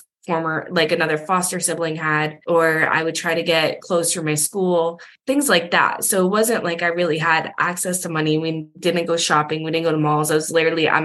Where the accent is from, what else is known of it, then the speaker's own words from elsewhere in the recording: Massachusetts, United States; I was living in Massachusetts, you know, when I was a senior and for my whole childhood, I'm from Massachusetts